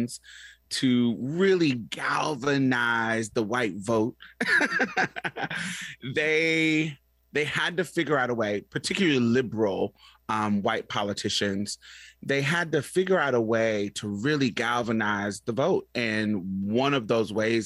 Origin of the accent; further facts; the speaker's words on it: Indianapolis, Indiana, United States; also born or lived in Boston, Massachusetts / Chicago, Illinois; now in Houston, United States; I grew up in Indianapolis, Indiana, and Boston, Massachusetts, and a little bit in Chicago, but my main base was Indianapolis